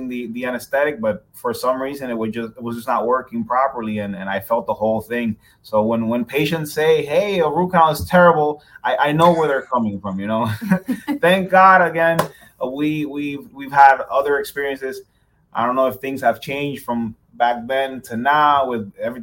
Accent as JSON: {"language": "English", "country": "Dominican Republic", "also_born_or_lived": "New York, United States", "moved": "as an adult", "lives_now": "Pembroke Pines, United States", "said": "We're originally from Dominican Republic"}